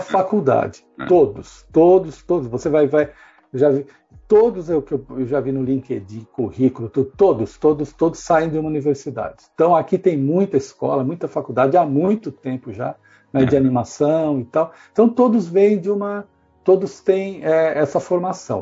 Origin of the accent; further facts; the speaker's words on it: Brazil; moved away as an adult; now in England, United Kingdom; nós brasileiros somos muito rápidos